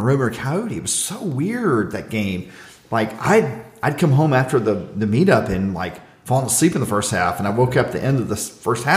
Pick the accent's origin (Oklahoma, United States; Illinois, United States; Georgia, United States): Georgia, United States; Southeast; I'm from South East Georgia.